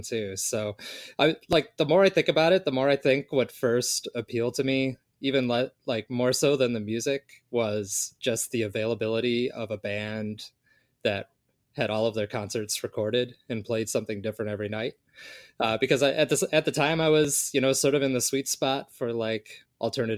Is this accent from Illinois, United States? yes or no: yes; Chicago, Illinois, United States; I was growing up in Chicago